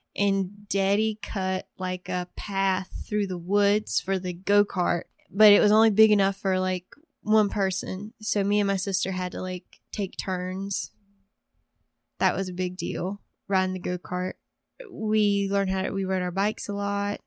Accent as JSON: {"language": "English", "town": "Woodland", "region": "North Carolina", "country": "United States", "tie": "born or raised there", "moved": "yes", "said": "I'm from Woodland, North Carolina. Okay, so we're on Chestnut Street now, and I grew up on Hemlock Street"}